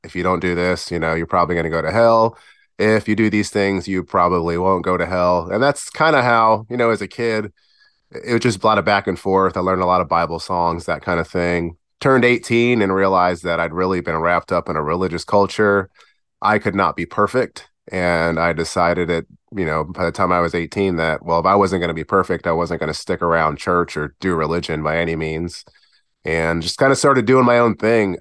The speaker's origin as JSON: {"language": "English", "town": "Virginia Beach", "region": "Virginia", "country": "United States", "tie": "born or raised there", "also_born_or_lived": "Perth Amboy, New Jersey / Providence, Rhode Island", "said": "we moved from Providence, Rhode Island when I was about nine down to beautiful Virginia Beach"}